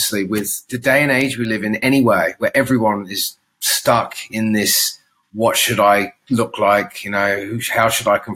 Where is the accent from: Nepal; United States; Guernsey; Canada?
Guernsey; also born or lived in Adelaide, Australia / Alice Springs, Australia; now in Australia; growing up in the Channel Islands